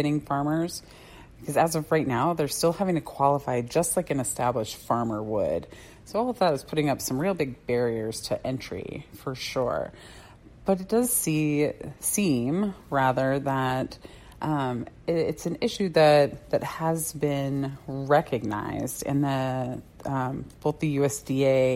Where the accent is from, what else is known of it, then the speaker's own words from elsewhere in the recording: Tucson, Arizona, United States; now in Mesa, United States; I grew up in Tucson.